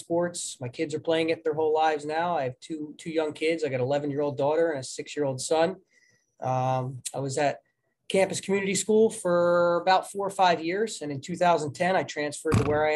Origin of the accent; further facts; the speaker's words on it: New Jersey, United States; moved away as an adult; now in Delaware, United States; I grew up in New Jersey. I graduated from Southern Regional High School in 1999. Moved on from New Jersey to a little school in Delaware